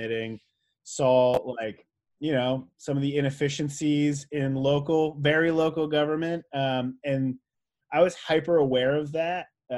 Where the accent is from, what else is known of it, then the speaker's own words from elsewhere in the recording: New Jersey, United States; I grew up in New Jersey, which is a pretty progressive state even back then